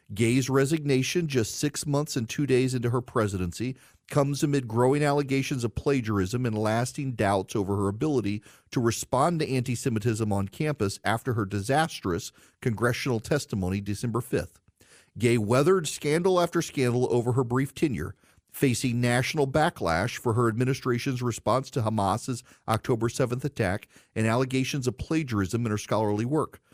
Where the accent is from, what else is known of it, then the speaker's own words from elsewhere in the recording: Georgia, United States; in my home state of Georgia